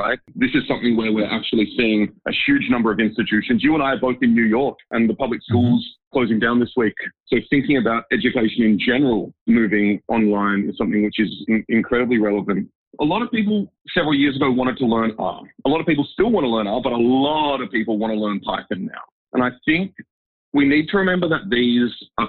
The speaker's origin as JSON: {"language": "English", "town": "Sydney", "region": "New South Wales", "country": "Australia", "tie": "born or raised there", "also_born_or_lived": "Dresden, Germany", "moved": "as an adult", "said": "I grew up in Sydney."}